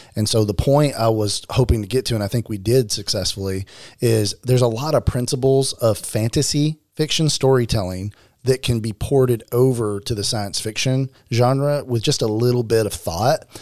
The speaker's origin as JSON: {"language": "English", "region": "Arkansas", "country": "United States", "said": "I am from Arkansas."}